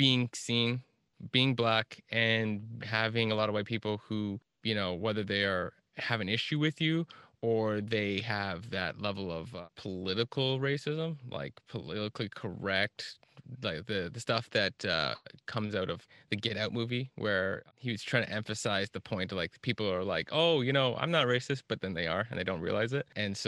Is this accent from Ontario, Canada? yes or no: yes; Kingston, Ontario, Canada; now in Toronto, Canada; grown up and lived in a lot of rural and smaller town areas in like southeastern Ontario. Primarily, I grew up a lot around Kingston, but then moved to Toronto a decade ago.